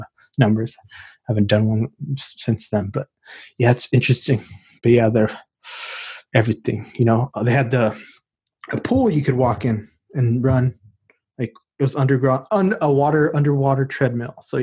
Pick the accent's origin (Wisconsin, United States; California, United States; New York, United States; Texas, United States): Texas, United States; I'm from Texas, so we got crazy stuff down here